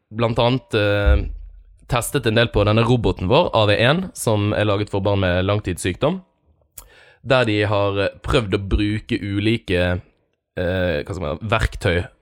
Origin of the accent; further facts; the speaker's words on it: Bergen, Vestland, Norway; som bergenser